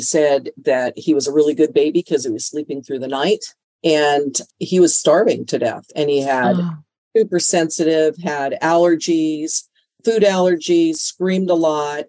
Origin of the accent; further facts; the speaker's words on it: Canada; born there; It's actually, I was born in Canada. So It was a little different in Canada.